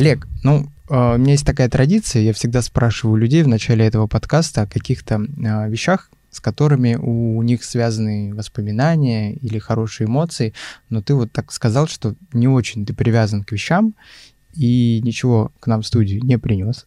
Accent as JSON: {"language": "Russian", "region": "Chukotka Autonomous Okrug", "country": "Russia", "tie": "born or raised there", "also_born_or_lived": "Ufa, Bashkortostan", "moved": "yes", "lives_now": "Moscow, Russia", "said": "как я, например, который родился в Уфе, но при этом вырос на Чукотке"}